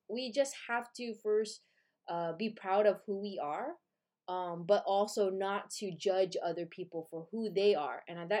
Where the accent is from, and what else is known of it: California, United States; born or raised there